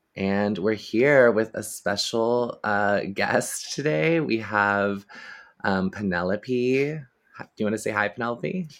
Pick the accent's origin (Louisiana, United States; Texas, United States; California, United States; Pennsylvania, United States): Texas, United States; I grew up in Texas